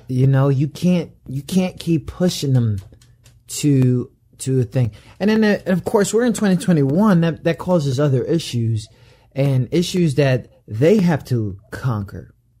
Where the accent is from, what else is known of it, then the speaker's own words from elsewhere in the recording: New York, United States; I'm from New York